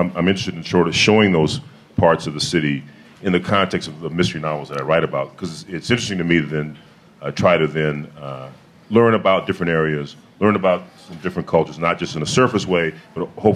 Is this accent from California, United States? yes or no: yes; Los Angeles, California, United States; I grew up in Los Angeles